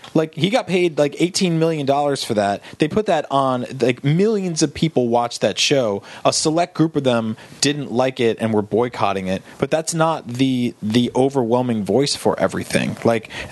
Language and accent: English; New Jersey, United States; Because I grew up in New Jersey.